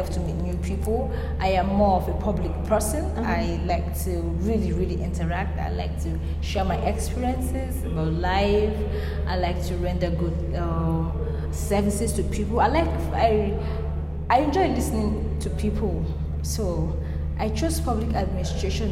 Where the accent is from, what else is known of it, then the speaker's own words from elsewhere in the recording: eastern Nigeria, Imo, Nigeria; now in Abuja, Nigeria; I'm from the eastern part of Nigeria, precisely Imo State.